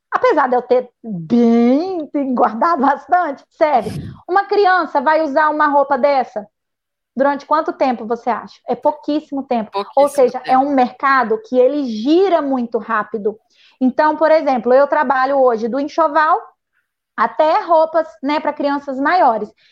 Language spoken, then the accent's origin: Portuguese; Muniz Freire, Espírito Santo, Brazil; eu não voto aqui não, eu voto lá no Muniz Freire ainda, porque eu vim de Muniz Freire, né?